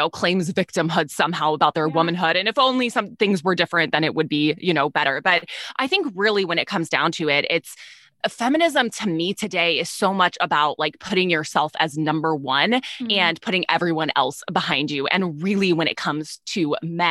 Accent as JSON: {"language": "English", "region": "Texas", "country": "United States", "said": "I'm from Texas"}